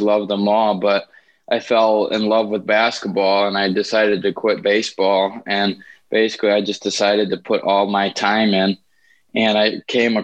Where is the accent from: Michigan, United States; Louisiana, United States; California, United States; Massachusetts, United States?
Michigan, United States; Grand Rapids; I'm from Grand Rapids, Michigan